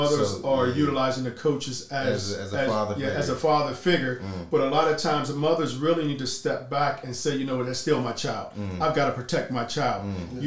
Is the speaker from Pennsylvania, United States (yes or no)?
yes; Pittsburgh, Pennsylvania, United States; I'm from Pittsburgh